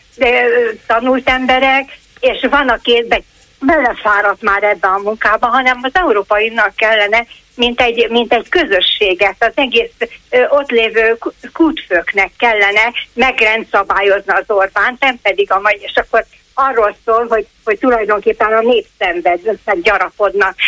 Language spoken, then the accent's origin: Hungarian; Budapest, Hungary; én ott laktam, az, ott laktunk a ott születtem a, a Palota negyedre